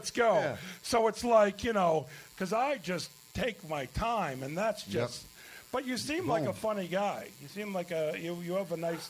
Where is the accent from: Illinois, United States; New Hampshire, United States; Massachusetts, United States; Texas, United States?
Illinois, United States; Chicago; moved away; also born or lived in South Florida; I'm from Chicago.